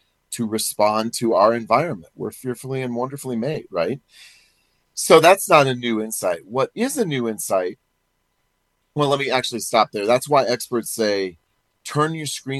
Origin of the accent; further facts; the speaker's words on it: Perry, Iowa, United States; my hometown of Perry, Iowa